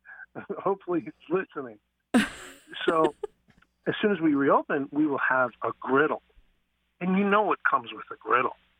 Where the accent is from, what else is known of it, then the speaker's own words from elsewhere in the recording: New York City, New York, United States; I grew up on Nathan's hot dogs in Coney Island